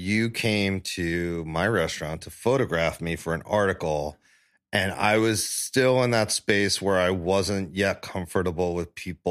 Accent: Staten Island, New York, United States; And right before I was born, my parents moved to Staten Island when the bridge was built and they just started to, the Verrazano Bridge is first built.

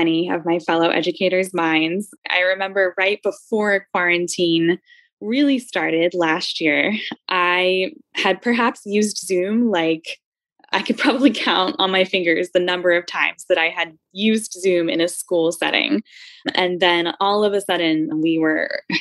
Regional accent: Philadelphia, Pennsylvania, United States; I grew up in Philly. I absolutely love my city.

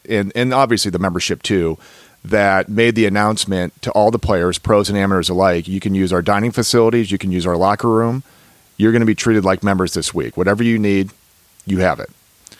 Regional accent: Ohio, United States; born or raised there

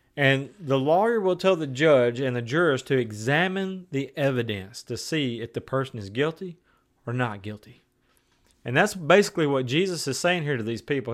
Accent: West Tennessee, United States; now in Maryville, Tennessee, United States; I'm from West Tennessee where there was beans and cotton.

